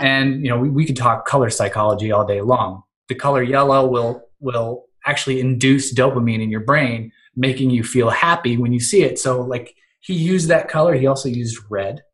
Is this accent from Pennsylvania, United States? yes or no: yes; Western Pennsylvania, United States; also born or lived in Cleveland, Ohio; I am from Western Pennsylvania